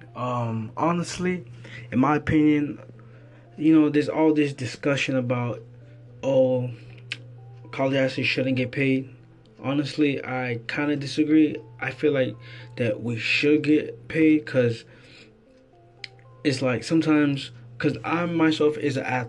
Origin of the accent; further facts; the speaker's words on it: Florida, United States; I'm from Florida. I stay here in Lakeland